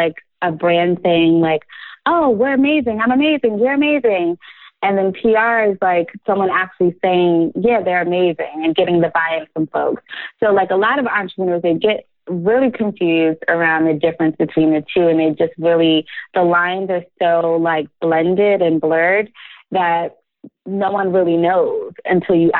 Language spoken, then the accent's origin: English; New Jersey, United States; She and I grew up together in New Jersey